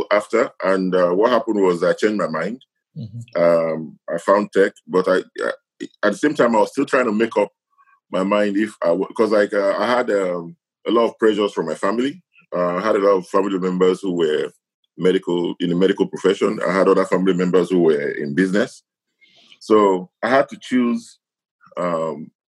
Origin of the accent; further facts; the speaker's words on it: Edo, Nigeria; moved away as an adult; also born or lived in Lagos, Nigeria / England; now in Ghana; I was born in Nigeria, in the Midwestern part of Nigeria, Edo State. You know, I grew up there, went to school there, then lived in Lagos